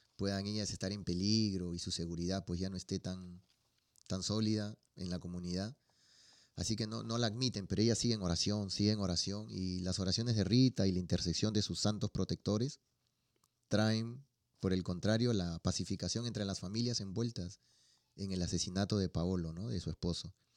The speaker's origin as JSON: {"language": "Spanish", "region": "Lima", "country": "Peru", "said": "de donde yo soy, en Perú, en Lima"}